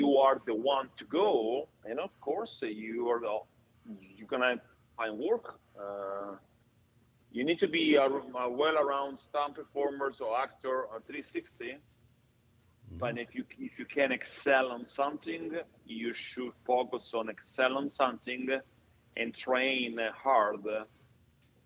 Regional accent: Italy; accent: Italian; now in Atlanta, United States; my Italian accent

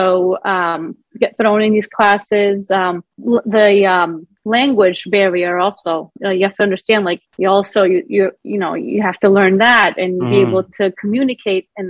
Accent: Greece; also born or lived in Rhode Island, United States; they decided to move us back to Greece at a young age when I was about 6 years old.

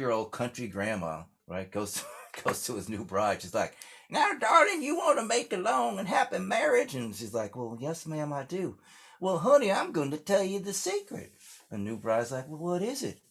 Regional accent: Englewood, New Jersey, United States; born or raised there; also born or lived in Washington, D.C.

